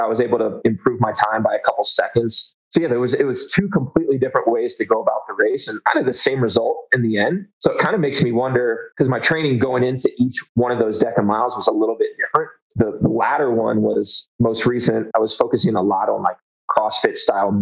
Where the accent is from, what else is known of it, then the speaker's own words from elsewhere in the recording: Hampton Roads, Virginia, United States; moved away as an adult; now in Denver, United States; I was born in Virginia